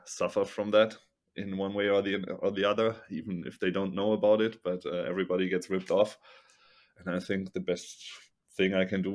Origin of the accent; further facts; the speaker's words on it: Germany; I'm from Germany